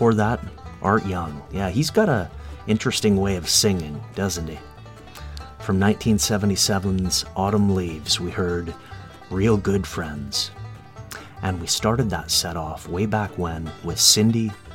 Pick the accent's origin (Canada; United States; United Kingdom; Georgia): Canada; Kamloops, British Columbia; I'm from Kamloops